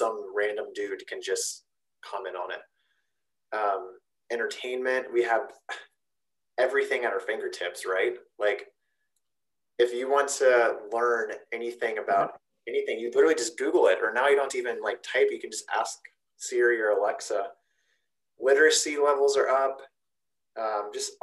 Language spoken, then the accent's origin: English; Zanesville, Ohio, United States; accent: Zanesvillian; My Zanesvillian accent